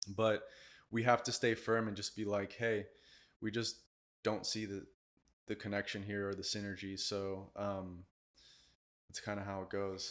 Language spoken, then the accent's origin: English; Miami, Florida, United States; also born or lived in Sweden; I'm from Miami